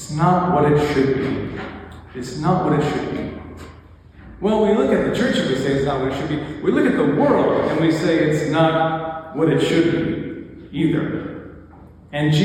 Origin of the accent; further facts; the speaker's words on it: Lacombe, Alberta, Canada; I grew up in Lacombe, which is basically the Bible Belt of Alberta